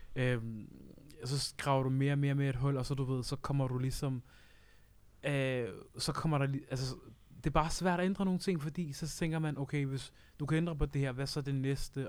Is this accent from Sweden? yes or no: no; Uganda; now in Denmark; jeg er selv fra Uganda